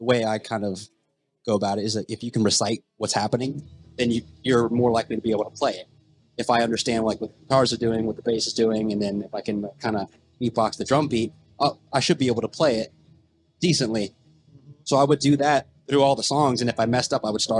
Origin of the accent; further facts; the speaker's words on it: Berkeley Springs, West Virginia, United States; I'm actually from Berkeley Springs, West Virginia